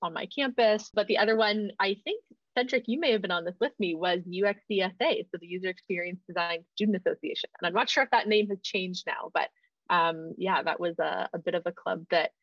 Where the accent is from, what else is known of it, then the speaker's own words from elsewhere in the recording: Stratford, Ontario, Canada; I grew up in Stratford, being a small town in Ontario.